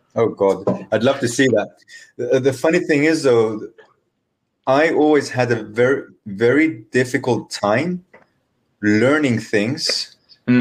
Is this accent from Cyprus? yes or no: yes; Cyprus; I come from Cyprus, and uh, I, I would I would pretty much get beaten if I didn't go to church